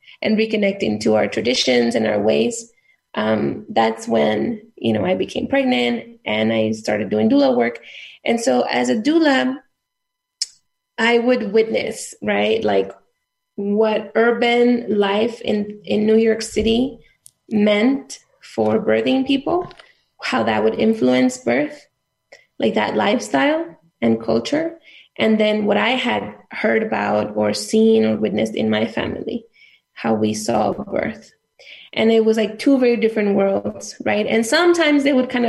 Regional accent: south of Nuevo León, Mexico; moved away; also born or lived in Mexico City; I grew up in the state of Nuevo León, which is a northern state. It's a border state. I grew up in the south of Nuevo León

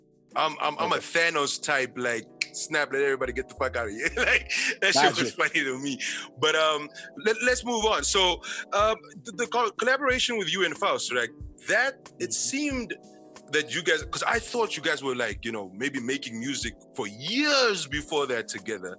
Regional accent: Namibia; also born or lived in China; we're all back in Namibia now.

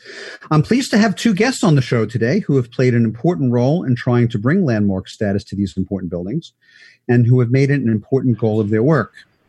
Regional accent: New York City, New York, United States; I don't live in Brooklyn now, but I was born in Brooklyn, spent most of my life there, and I just had my 60th birthday.

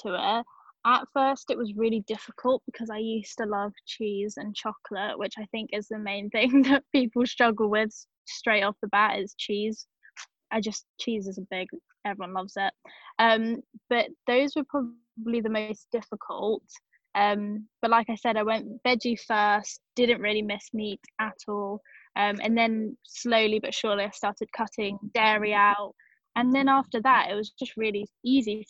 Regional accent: England, United Kingdom; I'm from England

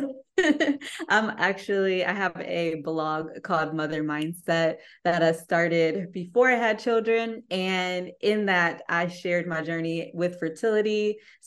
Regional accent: Ypsilanti, Michigan, United States; I'm from Ypsilanti

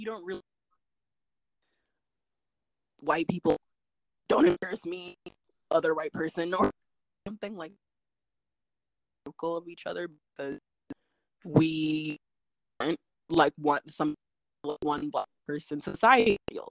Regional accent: Phoenix, Arizona, United States; also born or lived in Santa Monica, California; was born in Santa Monica, California, and I grew up in Phoenix

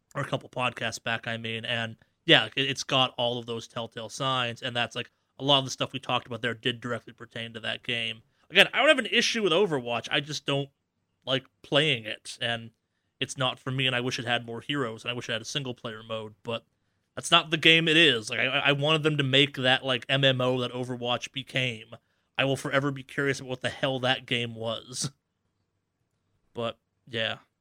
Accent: Boston, Massachusetts, United States; now in Los Angeles, United States; I'm from the Boston area

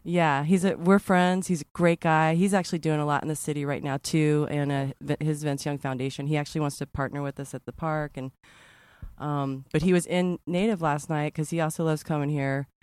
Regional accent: Texas, United States; I'm from Texas

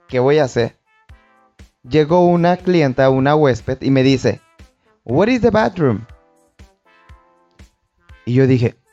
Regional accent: Tepic, Nayarit, Mexico; now in Puerto Vallarta, Mexico; Yo venía de Tepic vengo de Tepic, entonces busqué una oportunidad de trabajo aquí en Puerto Vallarta

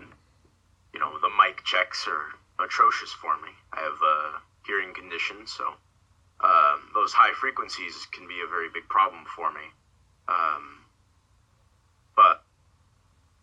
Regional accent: Cambridge, Maryland, United States; also born or lived in Dunkirk, New York / Virginia; now in Florida, United States; I come from a small town in New York, Dunkirk, in New York, I believe it's called. It's where I was born. I lived there for a couple of years, I spent most of my life in Maryland, in a small town called Cambridge

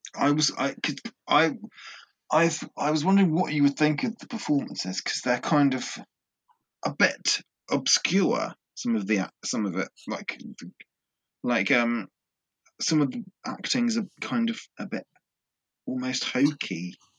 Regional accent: England, United Kingdom; because I'm English and I grew up kind of with the legends of King Arthur as a child

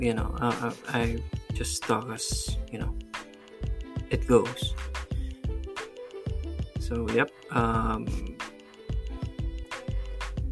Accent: Pampanga, Central Luzon, Philippines; moved away as an adult; now in Cebu, Philippines; I'm originally from Pampanga. I'm a Kapampangan, and I moved to Cebu to be with my soon-to-be wife.

